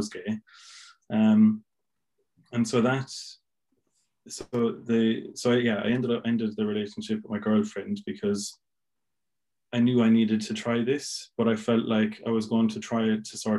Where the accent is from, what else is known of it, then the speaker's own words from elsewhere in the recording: Milltown, Ireland; accent: Irish; moved away as an adult; also born or lived in Limerick; now in Essex, United Kingdom; I moved back to Milltown, back to my hometown